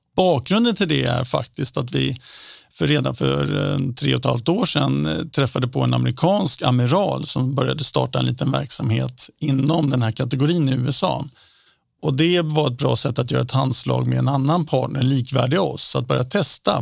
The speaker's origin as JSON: {"language": "Swedish", "country": "Sweden", "said": "som svensk"}